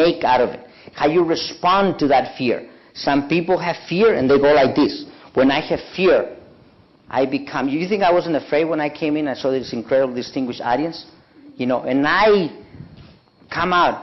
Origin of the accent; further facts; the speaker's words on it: Mexico; moved away; I'm from Mexico